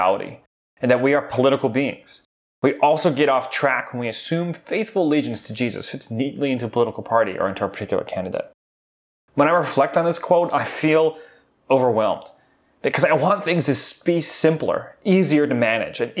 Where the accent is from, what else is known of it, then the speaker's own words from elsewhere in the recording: United States; As American Christians